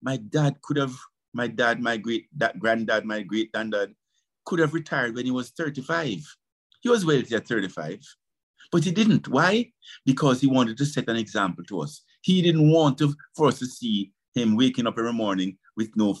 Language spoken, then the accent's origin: English; Jamaica; I was born in Jamaica